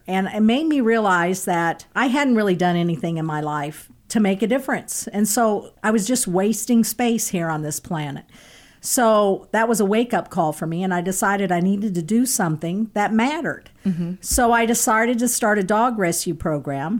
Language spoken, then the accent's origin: English; Kansas City, United States; also born or lived in Liberty, Missouri; I was born and lived in Kansas City, been here my whole life